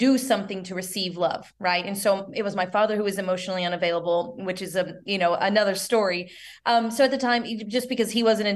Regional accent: the South, United States; we're both from the South

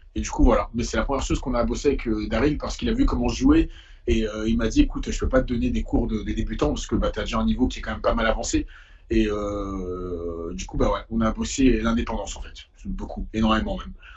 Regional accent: Paris, Île-de-France, France; also born or lived in Essonne; j'ai fait tout le collège dans le 91, mais j'ai grandi à Paris, entre ici et et le 15e

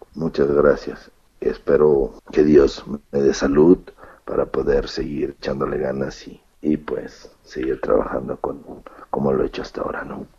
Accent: Mexico; en México, en mi país

